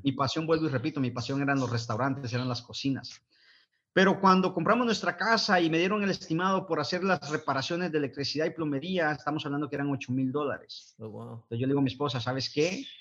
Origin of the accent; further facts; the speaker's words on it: Guatemala; moved away; soy originario del bello país de Guatemala, Centroamérica